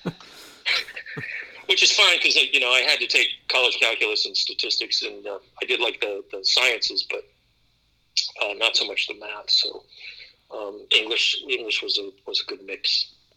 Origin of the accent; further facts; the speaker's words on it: Youngstown, Ohio, United States; I grew up in the Midwest in Ohio, Youngstown, Warren area